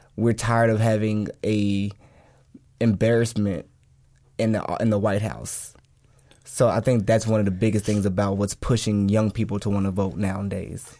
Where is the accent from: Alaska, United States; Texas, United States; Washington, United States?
Texas, United States; Dallas; I grew up in Pleasant Grove